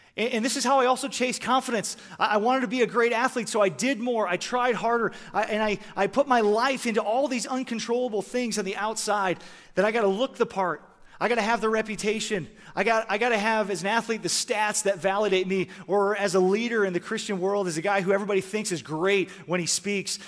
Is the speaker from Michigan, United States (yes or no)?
yes; Michigan, United States; moved away; also born or lived in Canada; I grew up in Michigan, and I started playing hockey when I was four years old.